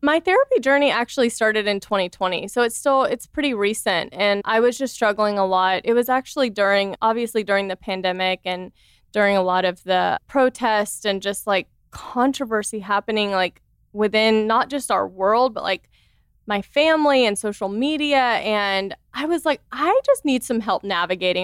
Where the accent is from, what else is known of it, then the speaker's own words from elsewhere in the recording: the South, United States; I grew up in the South, so I grew up, you know, very conservative